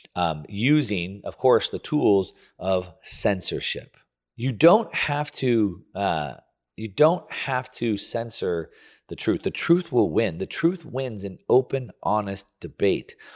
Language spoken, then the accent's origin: English; United States; me growing up in the land of the free, I have the Statue of Liberty and American flag tattooed on my body